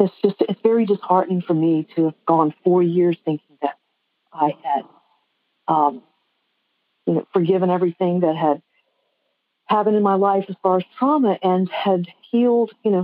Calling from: Blue Moss, Virginia, United States; Oh, from Blue Moss, Virginia.

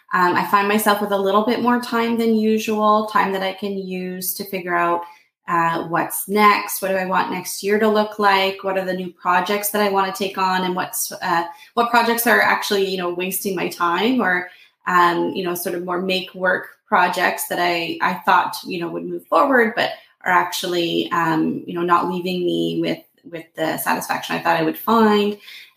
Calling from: Toronto, Ontario, Canada; Yeah, I'm here from Toronto, Ontario in Canada. So it's a big city, and, we're just starting to get into winter.

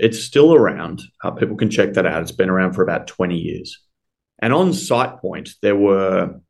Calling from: Melbourne, Victoria, Australia; I'm calling in from Melbourne, Australia.

